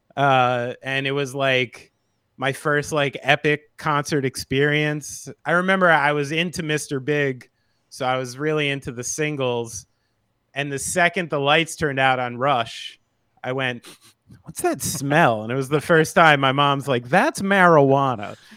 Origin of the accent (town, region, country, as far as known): United States